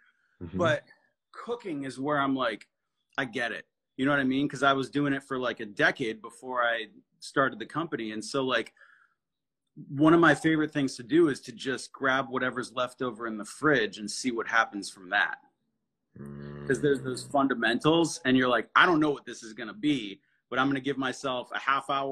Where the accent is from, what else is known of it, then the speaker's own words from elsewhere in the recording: New England, United States; we're from New England